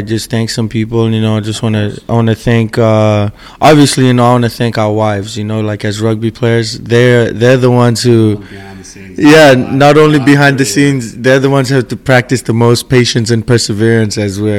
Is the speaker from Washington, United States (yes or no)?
yes; Seattle, Washington, United States; because we're from Seattle, you know, we grew up here, our goal is to bring the championship back home.